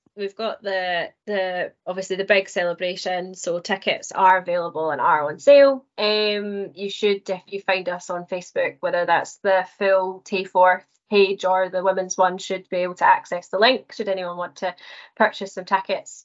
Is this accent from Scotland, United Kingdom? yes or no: yes; Scottish Central Belt, Scotland, United Kingdom; was born and raised in the Scottish Central Belt